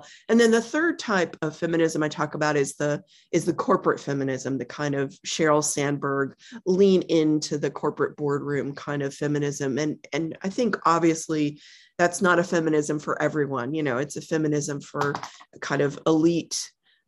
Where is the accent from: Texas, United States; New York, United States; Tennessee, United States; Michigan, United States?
Texas, United States; I grew up in Texas